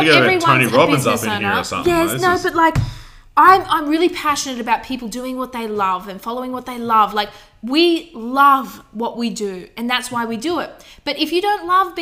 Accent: Southeast Queensland, Australia; accent: bogan Australian; I'm just a bogan Australian

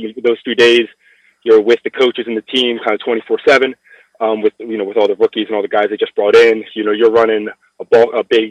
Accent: outside Baltimore, Maryland, United States; moved away as an adult; also born or lived in Long Island, New York; I grew up in Maryland, about 20, 30 minutes outside Baltimore

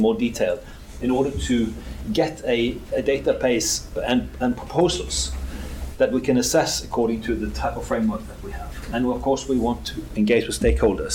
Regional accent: Norway; I'm from Norway

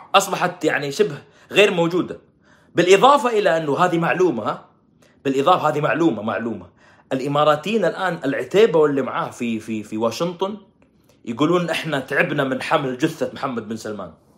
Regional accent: Saudi Arabia; احنا السعوديين

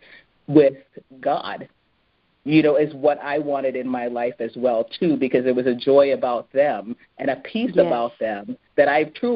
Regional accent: Edmonton, Alberta, Canada; moved away; also born or lived in Jamaica; I was born in Edmonton, where you don't find many, you know, many of us that grow up in Edmonton

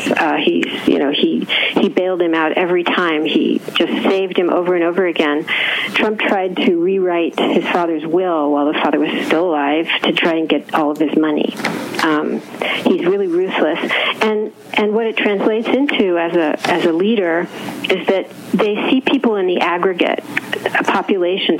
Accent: Southern California, United States; I myself grew up in California

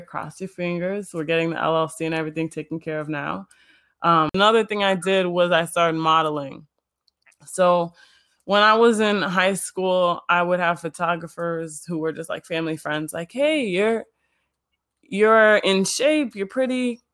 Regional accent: Illinois, United States; I was born in Illinois, born and raised in the suburbs

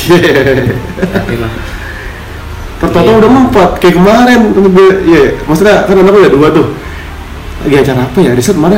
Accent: Bekasi, West Java, Indonesia; aku tuh dari Bekasi

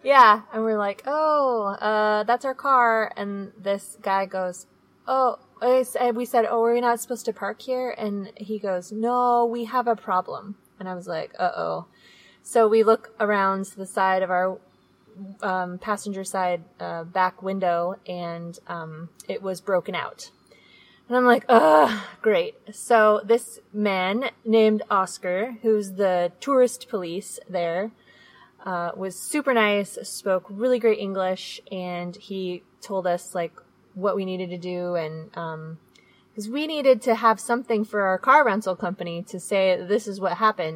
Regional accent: Seattle, Washington, United States; moved away; we are from Seattle

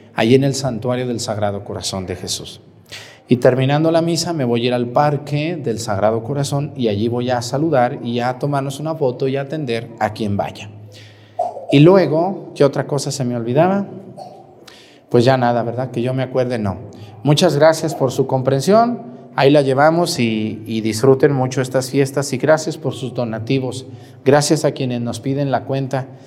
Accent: Mexticacán, Jalisco, Mexico; moved away; voy a celebrar una misa en mi pueblo, por si quieren ir a Mexticacán, ahí en mi pueblo

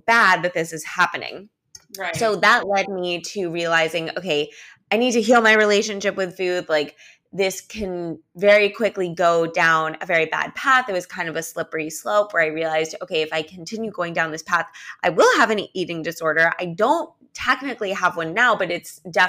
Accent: Los Angeles, California, United States; also born or lived in New York; now in Miami Beach, United States; I live in Miami Beach now, but I'm originally from Los Angeles and I actually lived in New York for a year too

